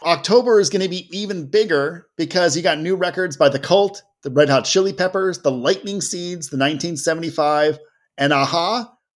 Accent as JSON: {"language": "English", "town": "Cleveland", "region": "Ohio", "country": "United States", "tie": "born or raised there", "said": "I was very proud to grow up in Cleveland"}